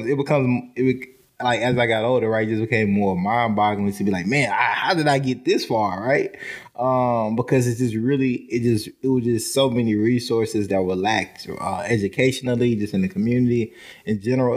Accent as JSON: {"language": "English", "town": "Nashville", "region": "Tennessee", "country": "United States", "tie": "born or raised there", "also_born_or_lived": "Paraguay", "said": "Nashville, like, home is home."}